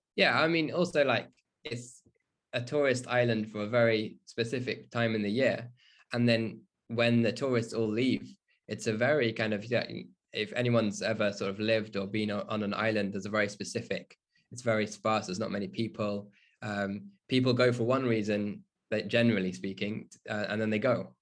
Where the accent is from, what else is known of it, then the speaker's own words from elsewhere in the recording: Burton upon Trent, West Midlands, United Kingdom; So I grew up in the Midlands, um, and in a town close to Birmingham, um, called Burton